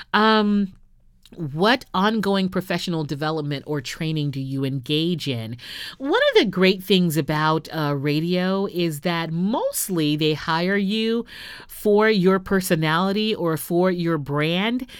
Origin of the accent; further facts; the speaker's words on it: Houston, Texas, United States; I started my radio career off in my hometown of Houston